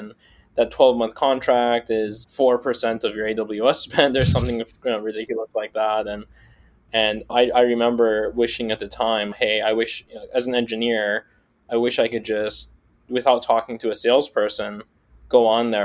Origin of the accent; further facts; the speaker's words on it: Seattle, Washington, United States; I grew up in Seattle